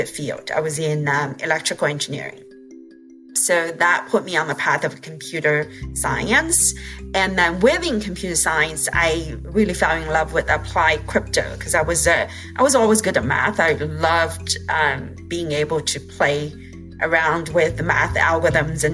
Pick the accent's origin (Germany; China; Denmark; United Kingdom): China; moved away as an adult; I grew up in China